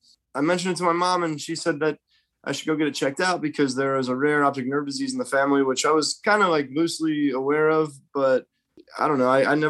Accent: Joliet, Illinois, United States; also born or lived in Hometown, Illinois / Bloomington-Normal, Illinois; Just outside of Chicago, a small town called Hometown, Illinois. I was one block south of the city limits at like 87th and Pulaski. And then when I was in about third grade, my family moved out to Joliet, which is like a suburb about 35 miles southwest.

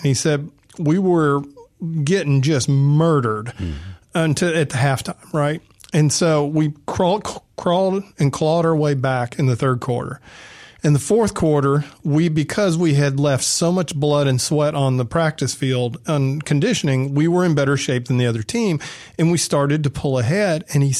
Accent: Marietta, Georgia, United States; you know, I grew up in Marietta, Georgia. I mean, my stadium was built.

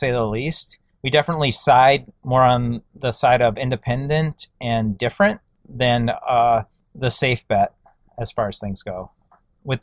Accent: Northeast Iowa, United States; also born or lived in Utah; So I grew up in Northeast Iowa

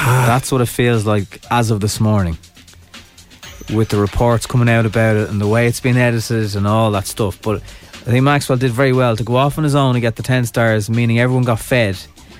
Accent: Ireland; He's Irish, we're Irish.

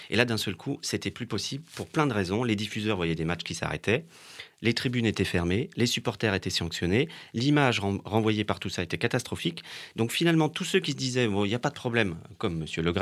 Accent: Paris, Île-de-France, France; Et on y allait en tant que Parisien gay.

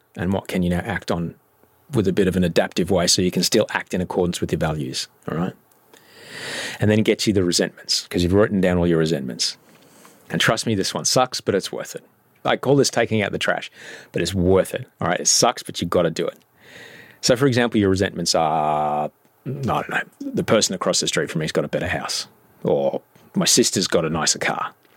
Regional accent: Brisbane, Queensland, Australia; moved away; I'm from Brisbane

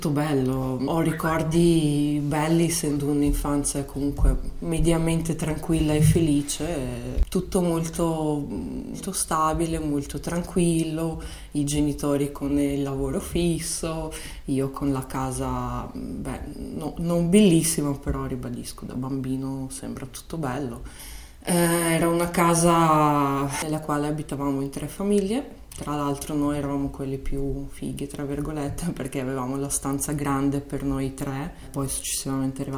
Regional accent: Chisinau, Moldova; Italian is a second language; moved away as an adult; now in Milan, Italy; sono nata a Kishinev, che beh, questa è la versione russa del, del, nome

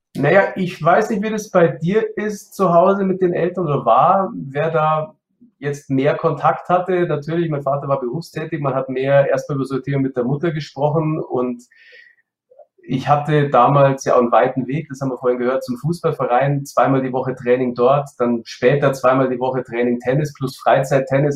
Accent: Munich, Bavaria, Germany; Ich kam in die Münchner Auswahl dann auch mit zehn oder neun Jahren

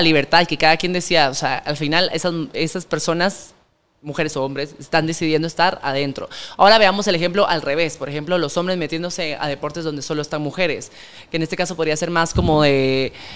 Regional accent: Guatemala; como guatemaltecos

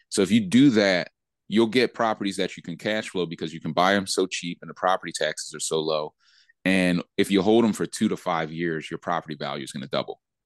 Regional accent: Philadelphia, Pennsylvania, United States; I grew up in Philly

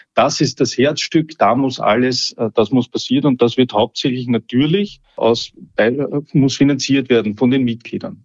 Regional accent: Austria; bei uns in Österreich

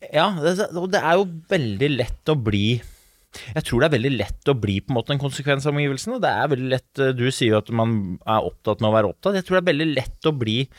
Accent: Oslo, Norway; Jeg vokste opp eh, på Brobekk i Groruddalen.

